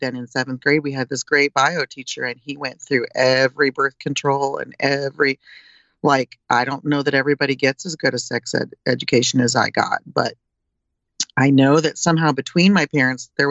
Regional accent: Illinois, United States; also born or lived in East Coast; now in California, United States; I came from Illinois. I'm a Midwesterner

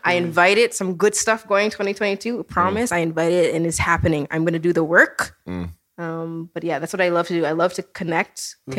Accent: Toronto, Ontario, Canada; I'm from Toronto, Scarborough.

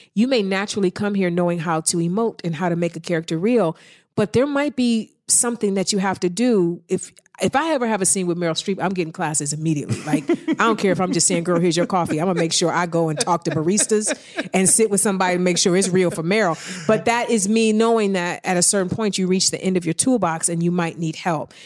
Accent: East Cleveland, Ohio, United States; moved away; I'm from East Cleveland. I've been through some things. I've seen some things. So I think when you grow up in the hood

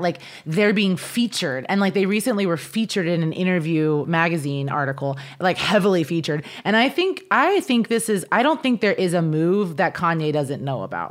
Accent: Kansas, United States; moved away; I grew up in Kansas

